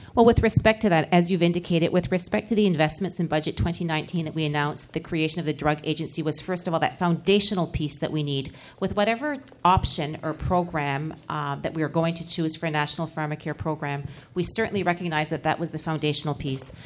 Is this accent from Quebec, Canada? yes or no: no; Moncton, New Brunswick, Canada; I just came from my hometown in Moncton, New Brunswick